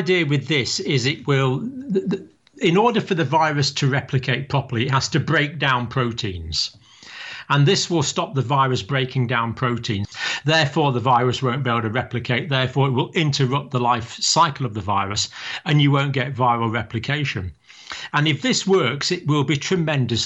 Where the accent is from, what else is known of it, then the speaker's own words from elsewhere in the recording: Scotland, United Kingdom; now in England; I'm living in England. I was born in Scotland, but I have proud Irish ancestry on several sides of my family.